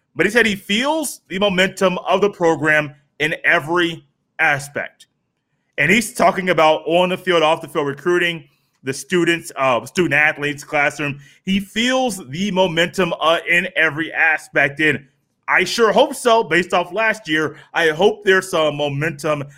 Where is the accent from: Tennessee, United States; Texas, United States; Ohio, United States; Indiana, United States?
Indiana, United States; Indianapolis; I am from Indianapolis